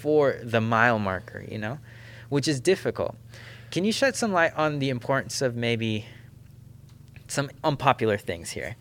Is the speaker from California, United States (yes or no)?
yes; Southern California, United States; I grew up in the Adventist, this, this SoCal Adventist system